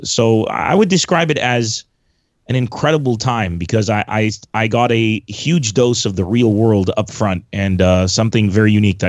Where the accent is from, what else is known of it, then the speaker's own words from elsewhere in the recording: Beirut, Beirut Governorate, Lebanon; also born or lived in San Diego, United States; I'm Lebanese originally, but I'm also American, as I'm sure you could tell from the accent. I grew up in San Diego, and when I was about 11 years old, I went back to Beirut, Lebanon, and lived there till I was about 31.